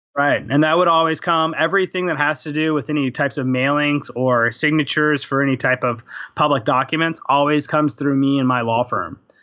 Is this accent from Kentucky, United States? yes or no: no; Houston, Texas, United States; also born or lived in Albany, New York; now in Austin, United States; I'm originally from Houston